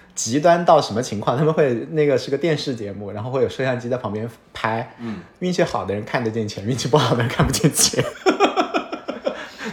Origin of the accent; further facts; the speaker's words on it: Hunan, China; moved away; 我是湖南人，然后我上的是上海交大计算机系